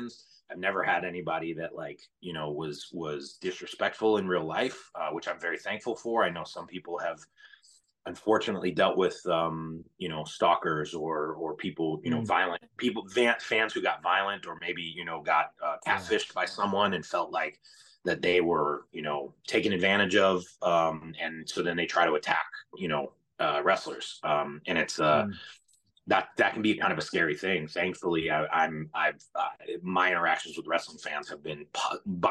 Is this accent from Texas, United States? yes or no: no; Cleveland, Ohio, United States; I'm born and raised in Cleveland